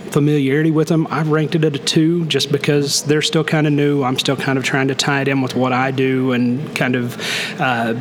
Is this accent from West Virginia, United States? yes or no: no; Okay, Oklahoma, United States; I was born and raised there, and now I'm back there teaching